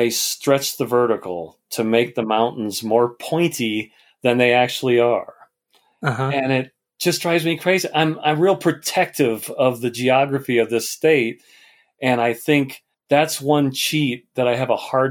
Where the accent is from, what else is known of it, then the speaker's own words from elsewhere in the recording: Colorado, United States; images of Colorado, because I love my home state